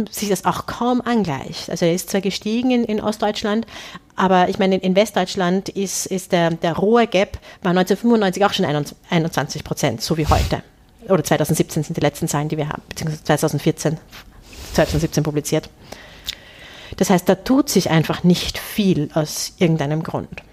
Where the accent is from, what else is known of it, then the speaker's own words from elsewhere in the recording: Austria; als Österreicherin